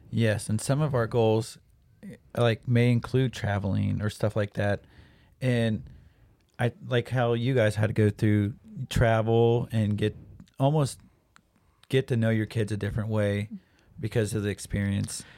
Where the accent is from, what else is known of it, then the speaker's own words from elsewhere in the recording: Troy, Ohio, United States; I am from Troy. So, Troy is, I don't, a bigger town here in Ohio